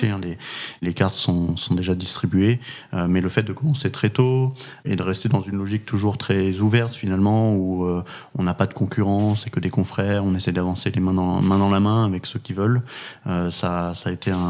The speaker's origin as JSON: {"language": "French", "town": "Pau", "region": "Nouvelle-Aquitaine", "country": "France", "tie": "born there", "said": "Moi, je suis né à Pau. j'ai déménagé pas loin de 20 fois dans, ma vie."}